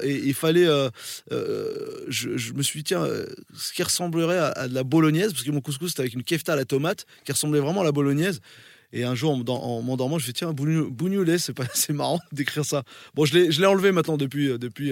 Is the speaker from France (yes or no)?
yes; France; also born or lived in Morocco; je, suis né au Maroc mais j'ai grandi en France